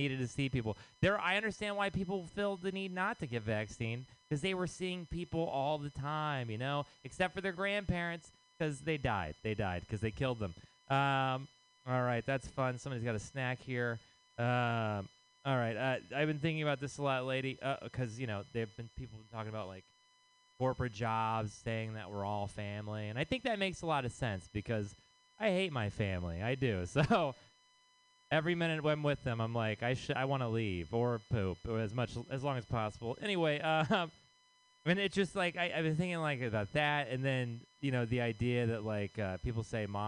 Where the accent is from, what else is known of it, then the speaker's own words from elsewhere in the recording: Texas, United States; now in San Francisco, United States; I am from Texas